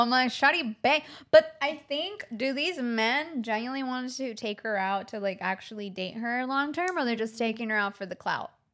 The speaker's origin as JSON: {"language": "English", "town": "Los Angeles", "region": "California", "country": "United States", "tie": "born or raised there", "said": "I grew up in Venice Beach"}